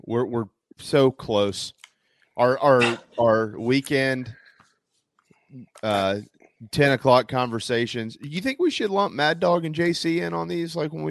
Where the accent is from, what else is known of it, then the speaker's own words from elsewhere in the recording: Wando, South Carolina, United States; the last graduating class of Moultrie High School, and then that became Wando, and then I was the last graduating class of the old Wando.